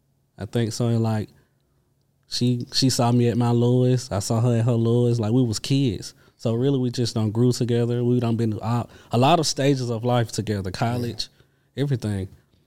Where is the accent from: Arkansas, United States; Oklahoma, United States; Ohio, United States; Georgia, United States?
Georgia, United States; LaGrange; because I'm from LaGrange, Georgia.